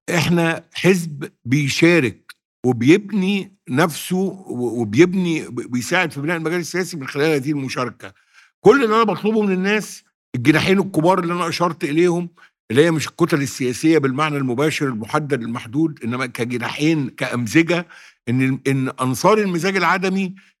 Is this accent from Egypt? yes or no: yes; Sirs El Layan, Monufia Governorate, Egypt; في سرس العين منوفيه مسقط راسي الذي اعتز بيه